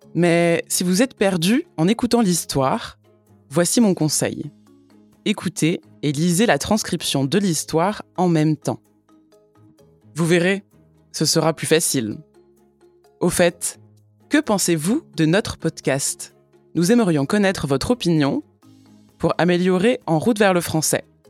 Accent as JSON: {"language": "French", "country": "France", "said": "Je suis française"}